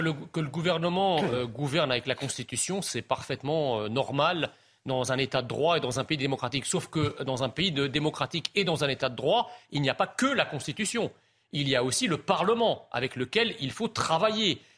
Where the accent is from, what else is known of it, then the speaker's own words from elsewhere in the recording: France; je suis français, je suis d'origine étrangère